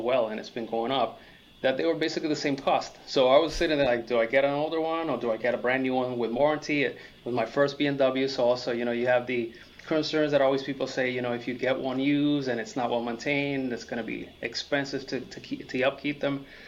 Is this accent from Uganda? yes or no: no; Puerto Rico; moved away as an adult; also born or lived in Massachusetts; now in Florida, United States; I grew up in Puerto Rico, I was born in Massachusetts, but I moved to Puerto Rico when I was 7.